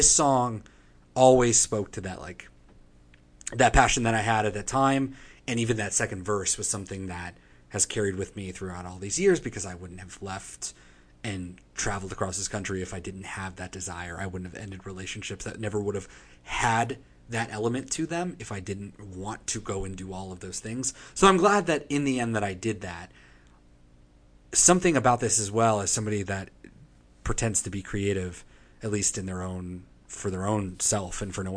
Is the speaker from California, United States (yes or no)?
no; Manassas, Virginia, United States; I am from Washington, D.C. area, Virginia, Manassas, Virginia